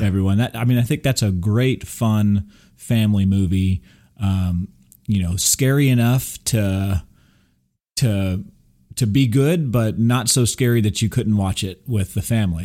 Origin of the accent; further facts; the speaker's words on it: Texas, United States; also born or lived in Burbank, California / Big Bear, California; I'm a native Californian. even though I grew up here in Texas, but I, I was born in Burbank